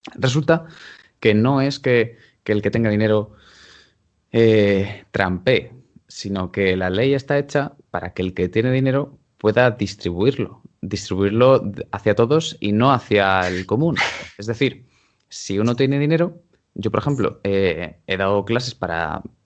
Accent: Castile and León, Spain; now in Madrid, Spain; yo mismamente estoy censado en mi pueblo, que está en Ávila, y estoy aquí en Madrid.

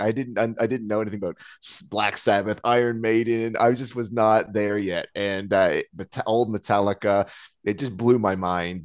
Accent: Nova Scotia, Canada; moved away as an adult; now in London, United Kingdom; growing up in Nova Scotia

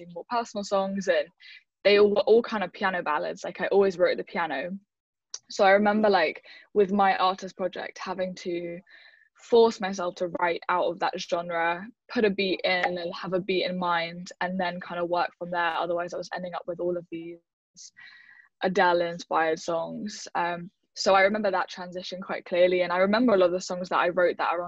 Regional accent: London, United Kingdom; I'm from West London, or I'm from London

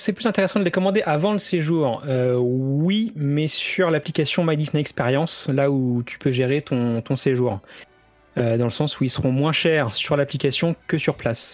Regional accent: France; chez nous en France

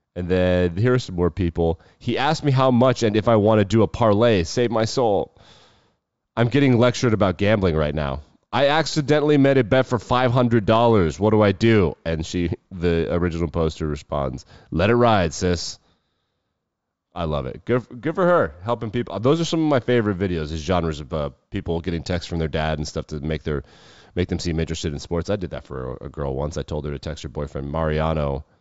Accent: Wyoming, United States; I'm a Wyoming born and raised in Wyoming

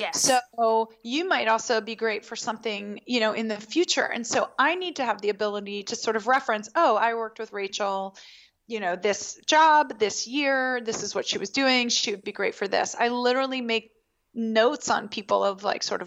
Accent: Baltimore, Maryland, United States; I grew up in Baltimore

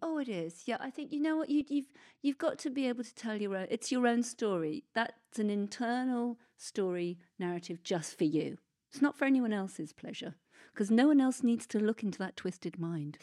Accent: Oxford, South East England, United Kingdom; It was my hometown

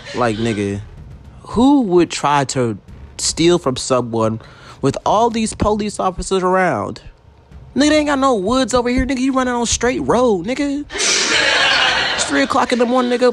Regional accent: Baton Rouge, Louisiana, United States; now in Atlanta, United States; I'm from Baton Rouge, Louisiana.

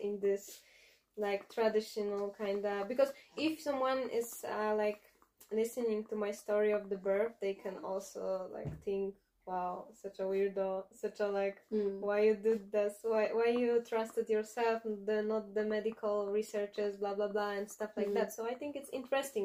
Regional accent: Poland; I'm from Poland

